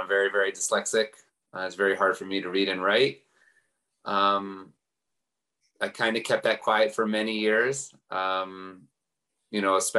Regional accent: Baltimore, Maryland, United States; I grew up in Baltimore, Maryland

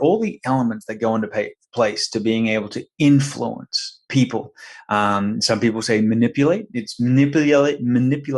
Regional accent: Brisbane, Queensland, Australia; moved away as an adult; now in Sarasota, United States; Originally from Brisbane, Queensland. So down under.

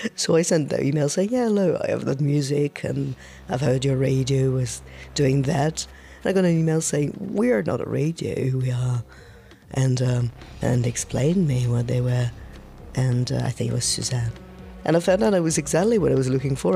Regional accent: Marseille, Provence-Alpes-Côte d'Azur, France; English is a second language; I come from Marseille, it's in the south of France

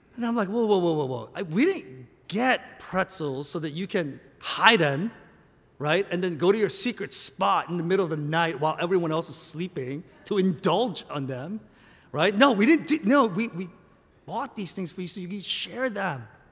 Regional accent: South Korea; moved away; I'm a Korean American. I was born and raised in Korea, in the Korean church, and I land here

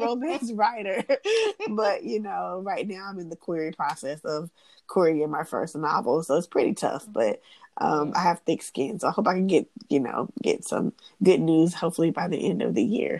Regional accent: Atlanta, Georgia, United States; I'm born and raised in Atlanta.

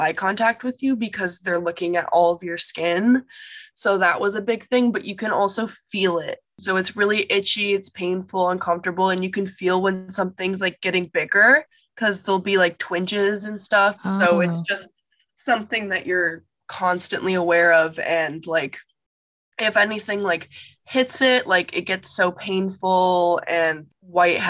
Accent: Chicago, Illinois, United States; moved away as an adult; now in California, United States; I'm from Chicago, Illinois. And I'm living in California right now

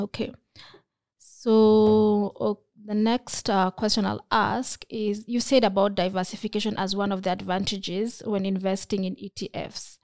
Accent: Kenya; as a Kenyan

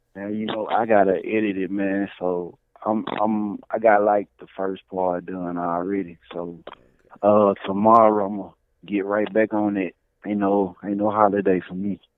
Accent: Birmingham, Alabama, United States; I'm from Birmingham, Alabama

